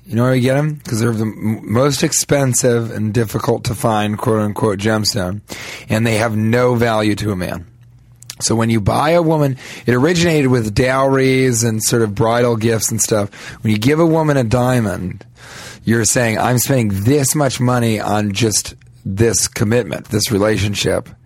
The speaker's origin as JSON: {"language": "English", "town": "Denver", "region": "Colorado", "country": "United States", "moved": "yes", "said": "I'm from Denver, Mile High Till I Die."}